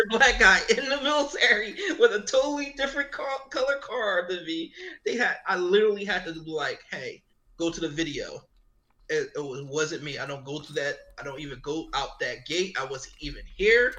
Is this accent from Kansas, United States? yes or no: no; Philadelphia, Pennsylvania, United States; I grew up in uh, West Philly. Actually, my mom went to school with uh, Will Smith. So I grew up in Upland Way uh, uh, in West Philly